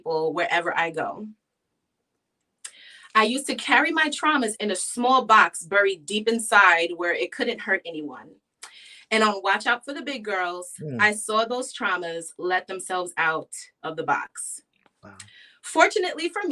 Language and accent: English; New York City, New York, United States; I was born and raised in New York City. I grew up in Queens, New York